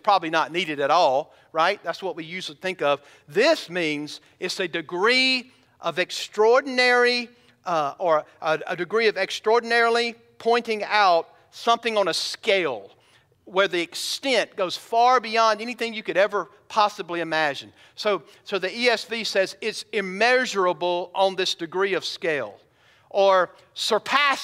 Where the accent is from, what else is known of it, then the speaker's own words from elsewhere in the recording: Bowman, Georgia, United States; now in Ozark, United States; When I was a kid growing up in Bowman, Georgia, we only had about 800 people that lived there